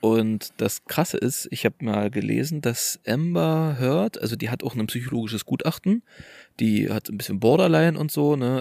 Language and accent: German; Germany; moved away; in der alten Heimat und wir kommen ja aus Orten nahe der polnischen Grenze